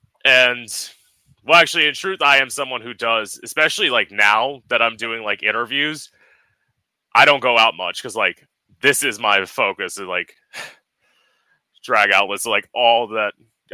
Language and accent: English; Port St. Lucie, Florida, United States; I grew up here.